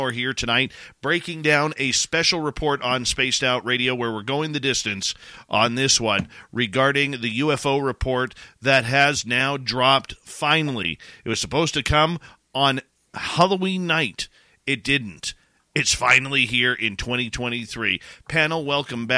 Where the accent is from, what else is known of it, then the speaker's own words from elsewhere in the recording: near Vancouver, British Columbia, Canada; Where I grew up near Vancouver